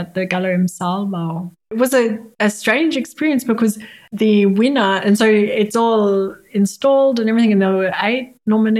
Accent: Australia; moved away as an adult; also born or lived in Canberra; now in Berlin, Germany; being an Australian living in Berlin

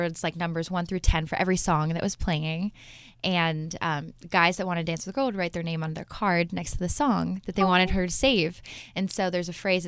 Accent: Ohio, United States; now in Boston, United States; From Ohio, my hometown, to Boston, back home.

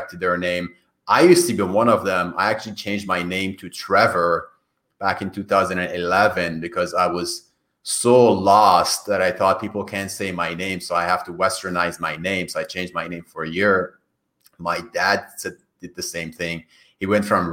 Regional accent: Iran; first language Persian; English is a second language; moved away; My native language is Farsi. Farsi that we speak in Iran.

